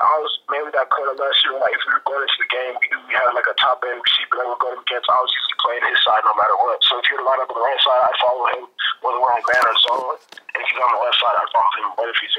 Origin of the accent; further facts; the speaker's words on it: California, United States; also born or lived in Virginia; I was actually born in Virginia, but I grew up mostly out here in California.